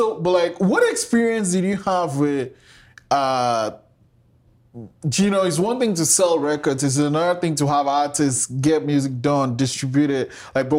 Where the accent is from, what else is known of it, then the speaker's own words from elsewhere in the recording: Nigeria; I grew up in Nigeria, and I grew up with reggae music.